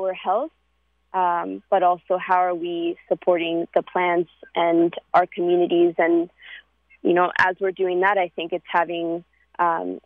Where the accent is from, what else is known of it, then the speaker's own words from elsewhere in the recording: New York City, New York, United States; growing up in New York